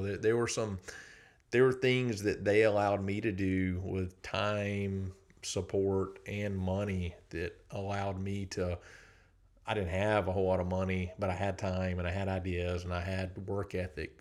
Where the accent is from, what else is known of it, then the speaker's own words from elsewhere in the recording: South Georgia, United States; moved away as an adult; now in Athens, United States; I grew up in South Georgia, a lot of agriculture